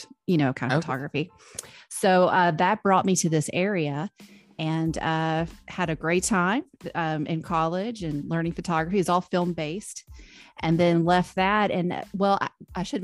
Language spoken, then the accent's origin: English; Memphis, Tennessee, United States; now in Nashville, United States; I grew up in Memphis